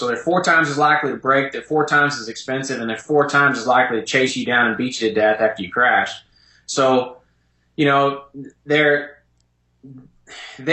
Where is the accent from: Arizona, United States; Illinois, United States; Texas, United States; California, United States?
Texas, United States; Dallas; moved away as an adult; I'm from Dallas, Texas.